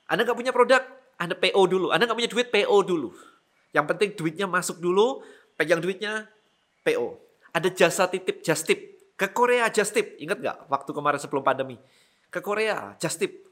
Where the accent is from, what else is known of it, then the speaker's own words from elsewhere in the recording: Malang, East Java, Indonesia; di kota saya di Malang nggak ada sama sekali jadi kalau mau beli suplemen saya harus ke Surabaya